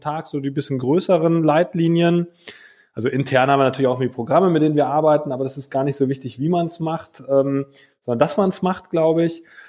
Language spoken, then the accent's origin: German; Germany; bei uns in Deutschland